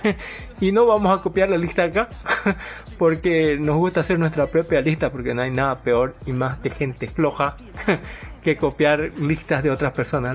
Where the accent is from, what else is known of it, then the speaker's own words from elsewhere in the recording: Bolivia; como todo boliviano